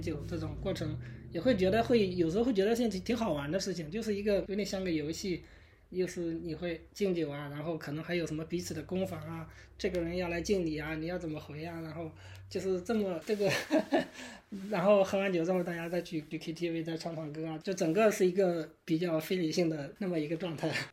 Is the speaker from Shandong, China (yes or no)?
yes; Shandong, China; moved away as an adult; now in United States; 我是山东人嘛